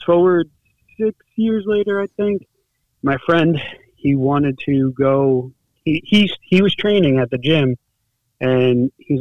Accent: Monroe, New York, United States; also born or lived in Bronx, New York; I was born and raised in New York. Grew up in the Bronx until I was 8, and then I moved up to where our gym, where Trinity and I train at in Middletown, is located. I'm from Monroe, New York

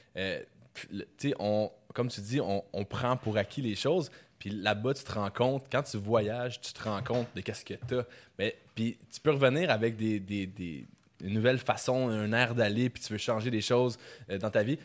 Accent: Quebec, Canada; je suis québécois, puis que je, baragouine l'anglais

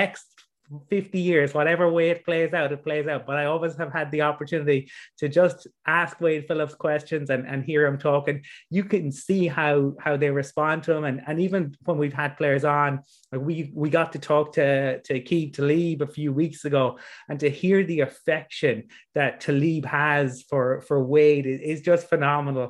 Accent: Dublin, Leinster, Ireland; I'm from Dublin

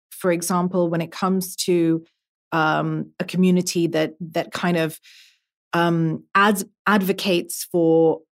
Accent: Brussels, Belgium; now in UAE; I was born and raised in Brussels. I'm an artist. Uh, I live in the UAE. I grew up all over the world.

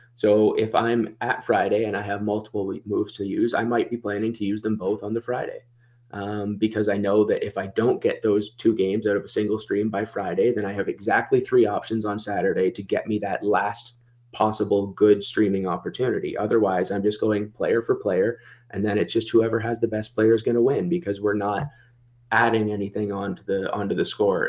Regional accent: Toronto, Ontario, Canada; I'm from the Toronto area, and you don't even wanna know what the Toronto accent is anymore

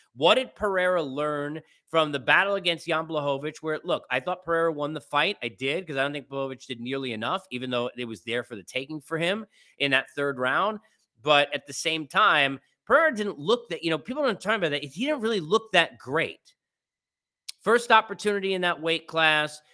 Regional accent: New York City, New York, United States; moved away; in the Big Apple, my hometown

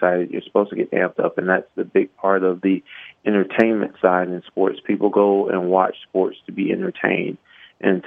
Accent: Miami, Florida, United States; I grew up around the University of Miami

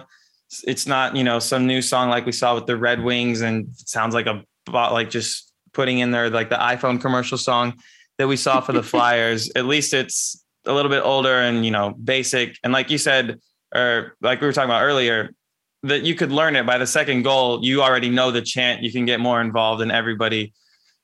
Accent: Central Florida, United States; I'm from Central Florida

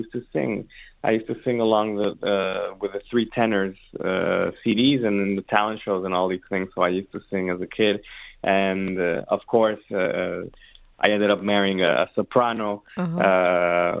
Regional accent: Mexico City, Mexico; moved away as an adult; also born or lived in San Francisco / Ann Arbor, Michigan / Boston; now in Detroit, United States; I'm Mexican, born and raised in Mexico City, and I was there until I was 18 years old

